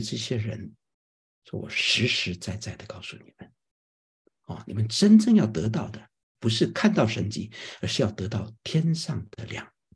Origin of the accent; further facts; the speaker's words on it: China; moved away; 我们从亚洲来，或者从中国来的人，我们作为一个基督徒